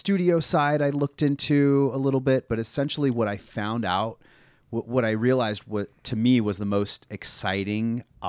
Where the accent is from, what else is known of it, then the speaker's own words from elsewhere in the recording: Fresno, California, United States; I grew up in California. I grew up outside of Fresno, California.